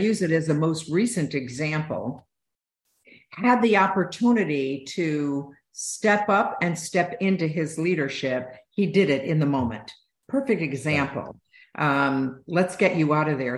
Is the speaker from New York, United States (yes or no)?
yes; Utica, New York, United States; I grew up in East Utica and upstate New York